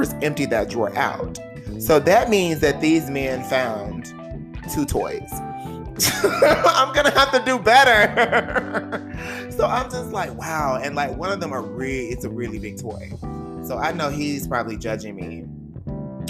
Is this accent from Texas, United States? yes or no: yes; the South, Texas, United States; accent: Southern; moved away as an adult; I'm a boy from the South. I'm a Southern gentleman